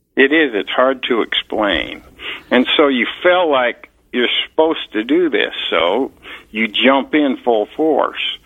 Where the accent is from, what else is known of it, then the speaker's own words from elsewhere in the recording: Salt Lake City, Utah, United States; moved away as an adult; also born or lived in Green River, Utah / Park City, Utah; now in Colorado, United States; I grew up in Salt Lake City, Utah